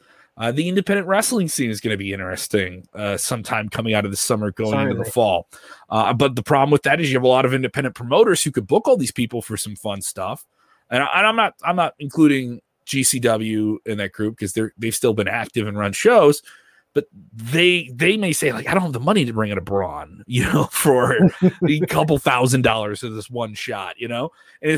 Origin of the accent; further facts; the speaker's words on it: Chicago, Illinois, United States; as being a Chicagoan.